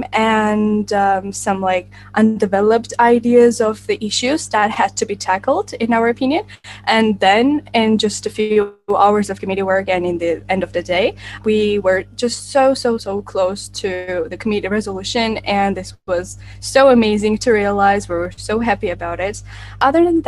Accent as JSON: {"language": "English", "town": "Tbilisi", "country": "Georgia", "said": "I am from Georgia, Tbilisi, which is the capital city of our country."}